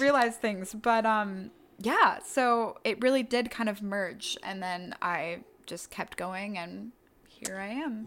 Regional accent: Durham, North Carolina, United States; born and raised in Durham County

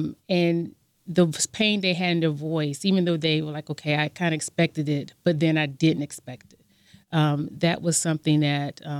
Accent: Savannah, Georgia, United States; as a young person growing up in Savannah, Georgia

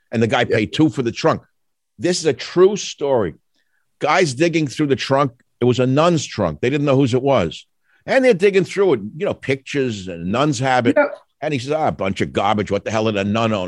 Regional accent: New York City, New York, United States; We're both from Queens. We had a similar upbringing

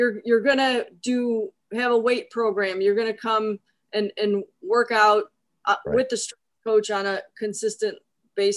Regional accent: Cleveland, Ohio, United States; moved away; I grew up in Cleveland

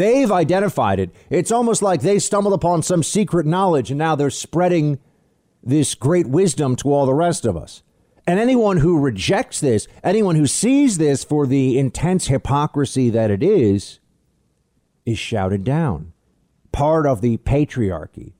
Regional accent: United States

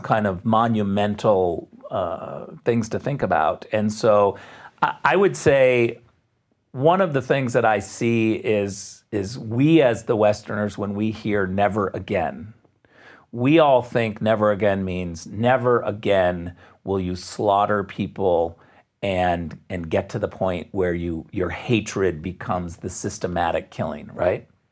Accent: Jenison, Michigan, United States; moved away as an adult; also born or lived in Muskegon, Michigan / Redwood City, California / Springfield, Missouri; now in Germany; I was born in Muskegon, Michigan

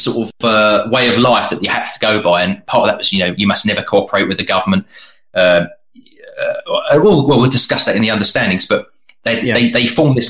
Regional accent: United Kingdom

